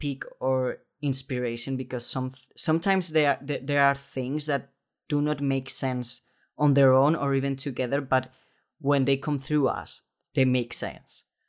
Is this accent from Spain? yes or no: yes; Spain; I was raised Catholic in Spain